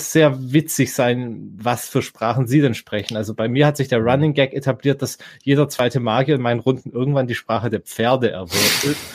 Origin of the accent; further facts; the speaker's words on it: Southern Germany, Germany; ich komme aus dem Süden, ich kann teilweise, wenn ich Dialekt rede, verstehen mich viele nicht und andersherum.